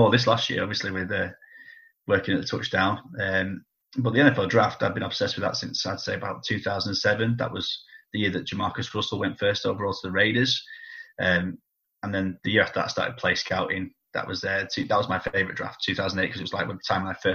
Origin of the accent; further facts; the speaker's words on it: Preston, North West England, United Kingdom; I'm from Preston. You know, I support Preston North